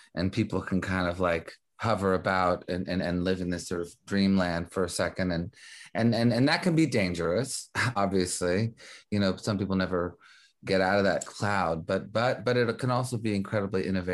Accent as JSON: {"language": "English", "town": "Montreal", "region": "Quebec", "country": "Canada", "tie": "born or raised there", "also_born_or_lived": "New York", "moved": "yes", "lives_now": "Los Angeles, United States", "said": "I was actually born in New York, brought up in Montreal"}